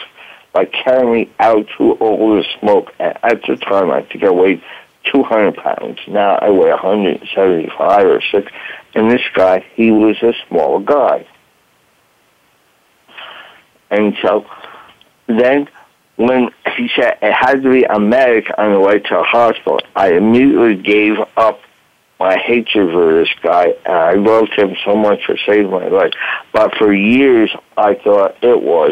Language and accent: English; Kingston, New York, United States; moved away; I grew up in Kingston, New York